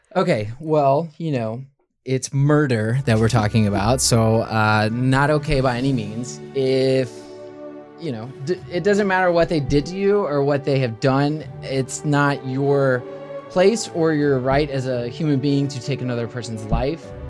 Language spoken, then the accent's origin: English; Memphis, Tennessee, United States; moved away as an adult; born and raised in Memphis